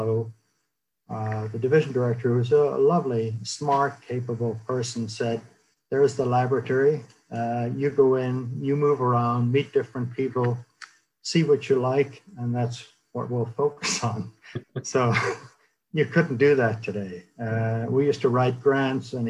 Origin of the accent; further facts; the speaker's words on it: Ireland; moved away as an adult; now in United States; I grew up in Ireland, went to medical school there